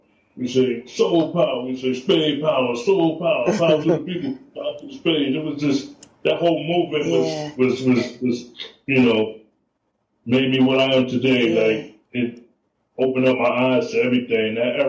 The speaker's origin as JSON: {"language": "English", "town": "New York City", "region": "New York", "country": "United States", "tie": "born or raised there", "said": "Born and raised. Boogie Down Bronx."}